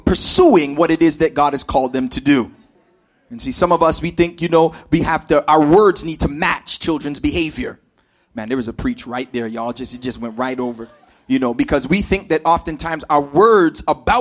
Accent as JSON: {"language": "English", "town": "Toronto", "region": "Ontario", "country": "Canada", "tie": "born or raised there", "said": "I grew up here in Scarborough. I'm a Scarborough man, fam."}